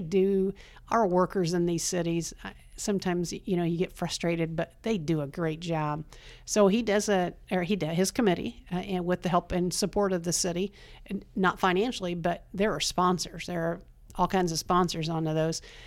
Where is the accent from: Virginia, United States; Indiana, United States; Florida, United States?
Indiana, United States; East Germantown; moved away as an adult; now in Randolph County, United States; I grew up in Wayne County. Uh, grew up in a little town of East